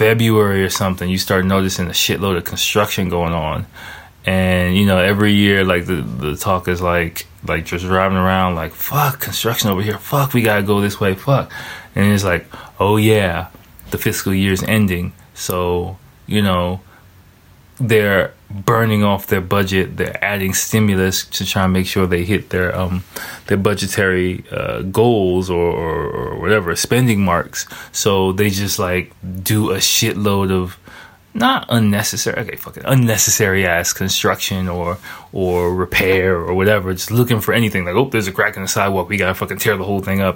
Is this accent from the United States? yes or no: yes; United States; now in Japan; my home country is America